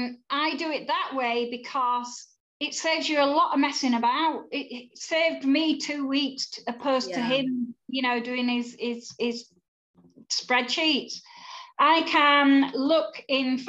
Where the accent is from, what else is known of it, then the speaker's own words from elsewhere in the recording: Yorkshire and the Humber, United Kingdom; I'm a Yorkshire girl